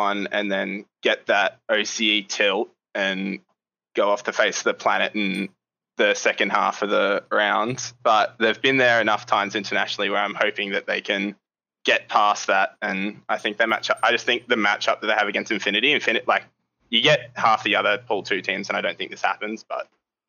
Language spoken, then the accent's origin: English; Brisbane, Queensland, Australia; Brisbane, Australia